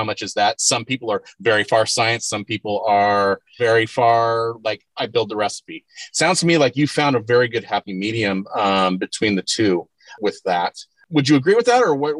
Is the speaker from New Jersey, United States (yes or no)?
no; Yakima, Washington, United States; I grew up in Yakima over by West Valley High School and that sort of thing, and went to St. Joe's.